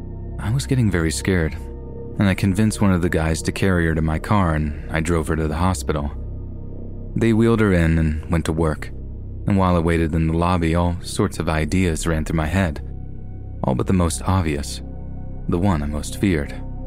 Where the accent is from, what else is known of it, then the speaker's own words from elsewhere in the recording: Los Angeles, California, United States; I grew up on Vermont Avenue in South Central Los Angeles, which for those of you that don't know, is the territory of the 8 Trey Gangsta Crips.